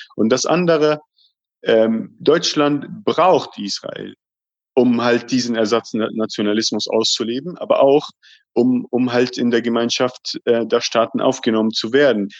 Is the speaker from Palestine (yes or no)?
yes; Palestine; uns Palästinensern